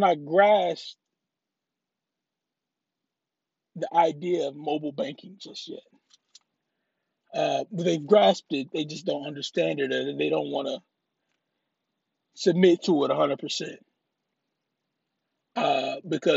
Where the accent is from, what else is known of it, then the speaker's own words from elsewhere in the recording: Louisiana, United States; now in Texas, United States; now, I live in Texas. I'm originally from Louisiana